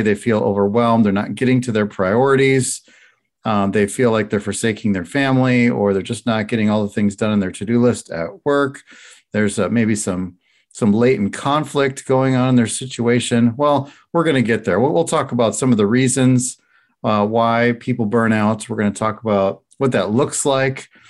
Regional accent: Chicago, Illinois, United States; I'm from Chicago

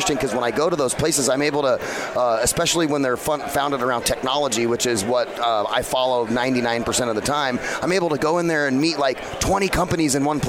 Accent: Phoenix, Arizona, United States; So I'm a native here of Phoenix. This is my hometown.

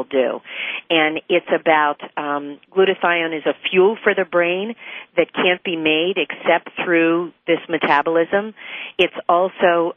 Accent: West Virginia, United States; where I grew up in West Virginia

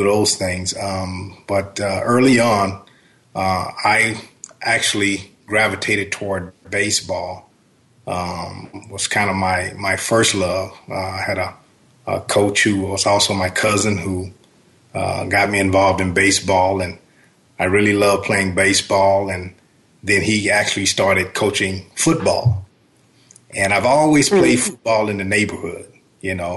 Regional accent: Shreveport, Louisiana, United States; I grew up in Shreveport, Louisiana, and we were more close to Texas and Arkansas

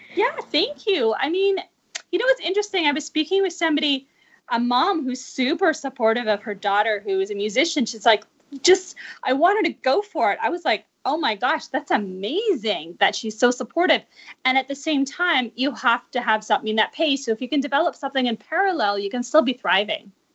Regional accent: Vancouver, British Columbia, Canada; moved away; I'm originally from Vancouver, and I just got back two years ago

